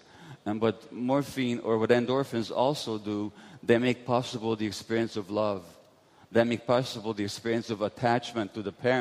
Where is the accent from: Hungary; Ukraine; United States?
Hungary; Budapest; born or raised there